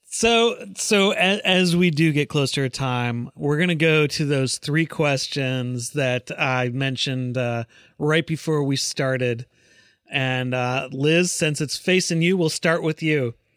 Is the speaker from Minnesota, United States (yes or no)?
yes; Chaska, Minnesota, United States; moved away; I grew up in Minnesota